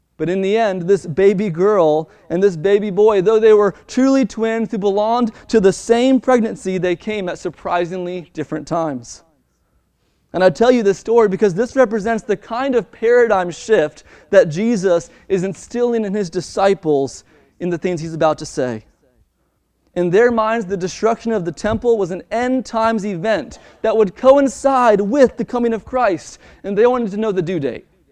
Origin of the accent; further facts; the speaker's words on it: Baltimore, Maryland, United States; my hometown in Baltimore, Maryland